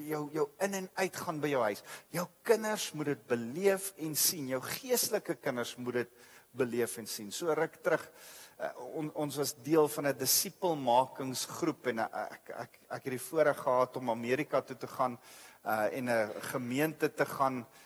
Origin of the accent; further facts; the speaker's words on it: South Africa; ons is as as as groep, as Af Afrikaner, as Suid-Afrika